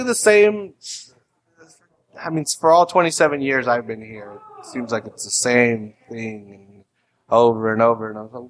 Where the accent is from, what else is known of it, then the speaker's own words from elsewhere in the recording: San Francisco, California, United States; I'm down from North Beach, you know, from San Francisco, or like wherever.